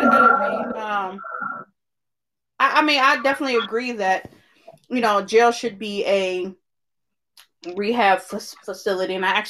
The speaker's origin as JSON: {"language": "English", "town": "Cincinnati", "region": "Ohio", "country": "United States"}